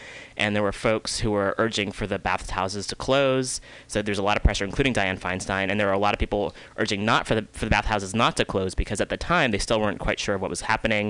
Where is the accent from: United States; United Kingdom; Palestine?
United States; Oakland, California; born there; also born or lived in Chicago; because I was born in Oakland, and I was born in the Bay Area, and then my family moved out to Chicago, the suburbs of Chicago, in like 83 84